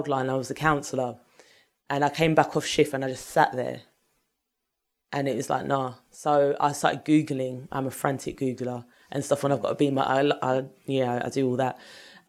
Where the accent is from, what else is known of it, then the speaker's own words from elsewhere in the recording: London, United Kingdom; I grew up in North London, like North London in Enfield, Edmonton